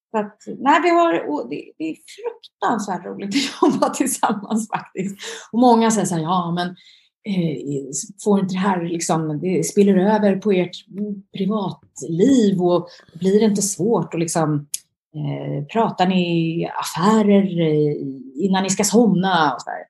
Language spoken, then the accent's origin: Swedish; Sweden; now in abroad; Eh, ja, men Sverige är ju, jag är ju svensk.